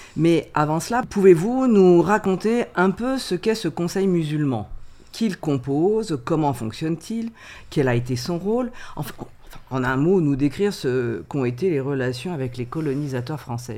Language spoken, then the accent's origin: French; France; nous sommes français